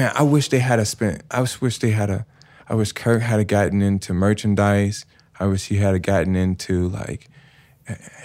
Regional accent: Chicago, Illinois, United States; I'm from Bronzeville

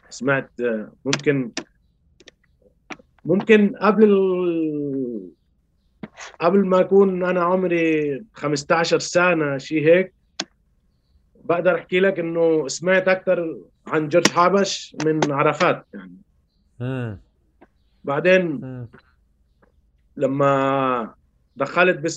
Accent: Palestine; يعني انا انتبهت اني فلسطيني وكفلسطيني عندي مشكله

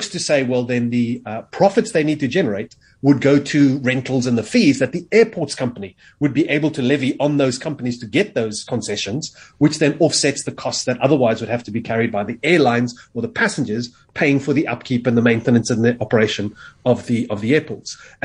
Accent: South Africa; I happen to say South Africa

